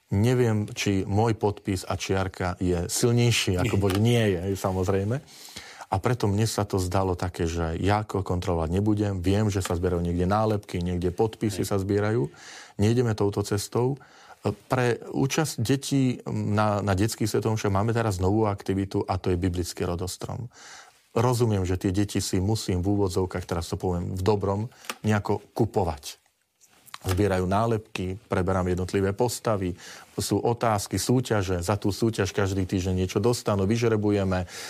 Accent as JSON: {"language": "Slovak", "town": "Kežmarok", "region": "Prešov Region", "country": "Slovakia", "said": "som spod Tatier z Kešmarku"}